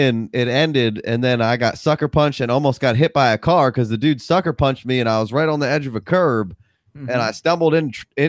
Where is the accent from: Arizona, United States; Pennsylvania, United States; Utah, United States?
Pennsylvania, United States; Well, I grew up outside of Philadelphia, and I should be. A lot of my friends are Eagles fans.